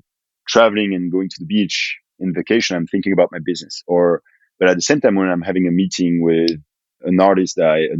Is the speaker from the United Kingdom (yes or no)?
no; France; growing up in France